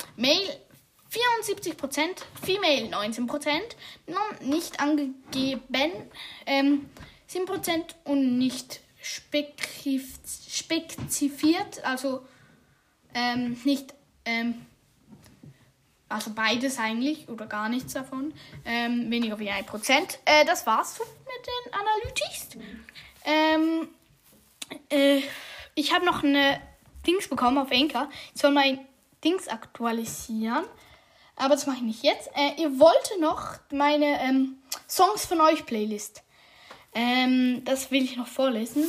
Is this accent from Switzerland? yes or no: yes; Switzerland; ich bin Schweizer